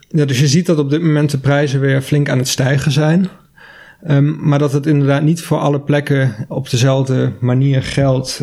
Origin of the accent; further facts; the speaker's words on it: Maastricht, Limburg, Netherlands; ik kom zelf uit Maastricht